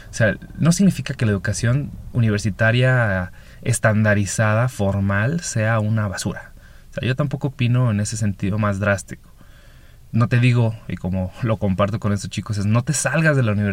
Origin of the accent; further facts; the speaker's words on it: northern Mexico, Mexico; vengo del norte de México, actualmente vivo en el Pacífico de México.